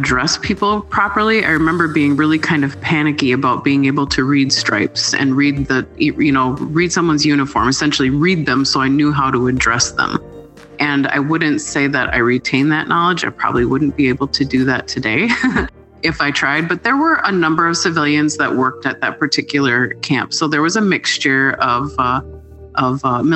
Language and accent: English; Midwest, United States; my home state in the Midwest